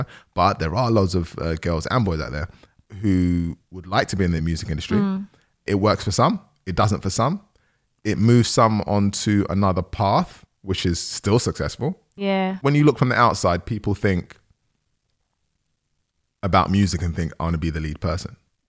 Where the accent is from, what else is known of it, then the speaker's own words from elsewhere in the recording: Nigeria; I'm Nigerian, so like so many people, that's what happened with us.